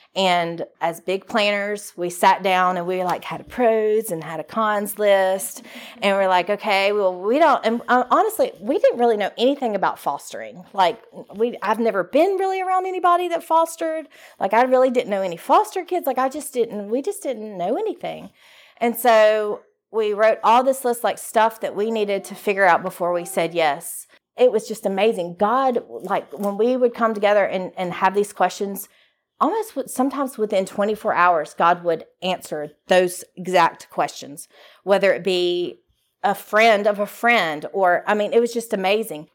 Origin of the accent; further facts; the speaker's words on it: Shreveport, Louisiana, United States; moved away as an adult; now in Jackson, Mississippi, United States; I'm from Shreveport, Louisiana. I was raised in a Christian home.